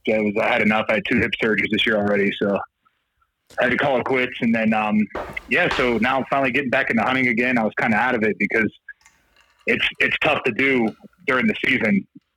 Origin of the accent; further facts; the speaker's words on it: Ohio, United States; moved away as an adult; also born or lived in Baltimore, Maryland; now in Denver, United States; I grew up in Ohio